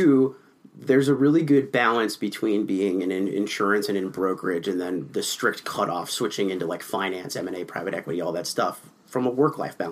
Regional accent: Southern California, United States; now in Minnesota, United States; I grew up in Southern California

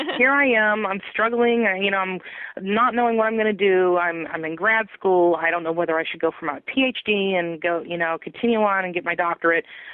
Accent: Humboldt County, California, United States; I grew up in Humboldt County

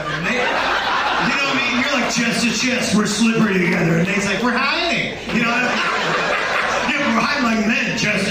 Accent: Massachusetts, United States; I'm from Massachusetts.

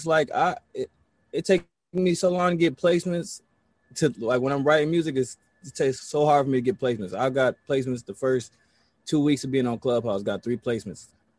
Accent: Buffalo, New York, United States; also born or lived in Los Angeles; Of course, I'm from Buffalo, New York.

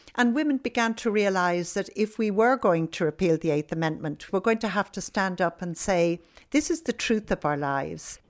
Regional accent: Ireland; I was growing up in Ireland as a young woman at that time

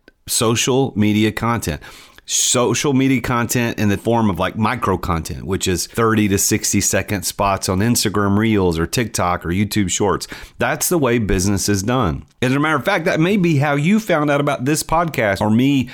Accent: Nashville, Tennessee, United States; I'm from Nashville

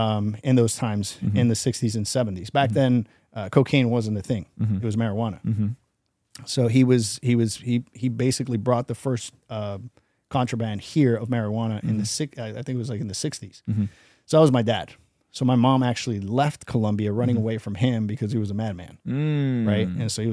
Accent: New York City, New York, United States; also born or lived in Jersey; I grew up in New York City. I kind of removed myself. I grew up with so much crazy stuff.

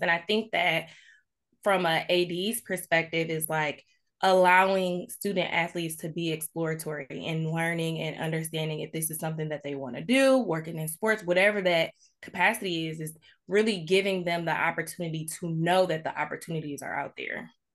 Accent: Farmington Hills, Michigan, United States; moved away as an adult; born and raised in Metro Detroit, um, I've recently moved back to, uh, the area in twenty nineteen. Um, I grew up in Farmington Hills, Michigan

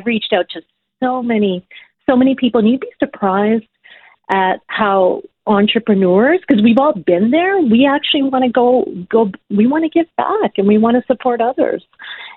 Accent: Ottawa, Ontario, Canada; moved away as an adult; also born or lived in Uganda / Regina, Saskatchewan; now in Toronto, Canada; I grew up in Ottawa, and Ottawa was, it was not as multicultural as it is today.

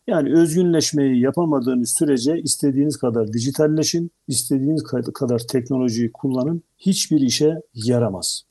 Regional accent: Black Sea Region, Turkey

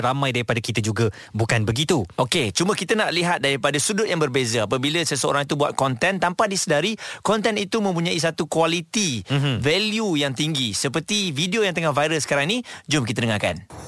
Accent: Malaysia; kita sebagai rakyat Malaysia

